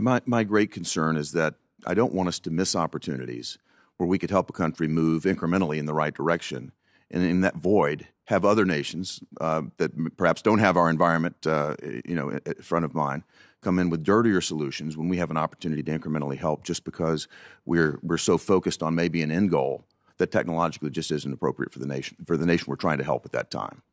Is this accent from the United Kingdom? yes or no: no; United States; As an American, as a parent